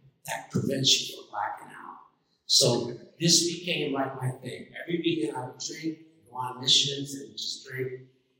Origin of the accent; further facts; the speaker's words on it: New York City, New York, United States; I grew up in New York City when people and kids lived outside, and I gravitated towards the Hamburg courts in Queens